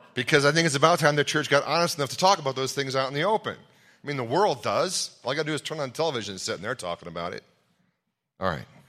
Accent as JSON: {"language": "English", "region": "Ohio", "country": "United States", "said": "I'm from Ohio"}